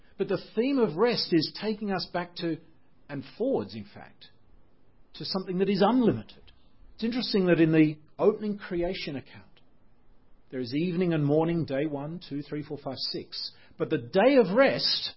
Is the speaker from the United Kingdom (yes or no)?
no; Australia; moved away; I'm Australian.